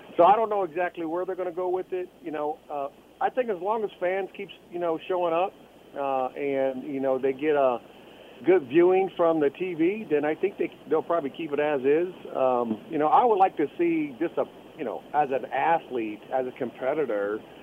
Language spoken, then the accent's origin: English; Fort Wayne, Indiana, United States; Fort Wayne, my hometown